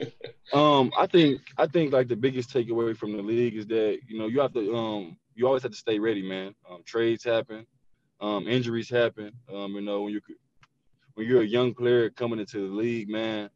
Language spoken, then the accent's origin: English; Little Rock, Arkansas, United States; me growing up in Little Rock, me, you know, having a single mom that worked hard to take care of me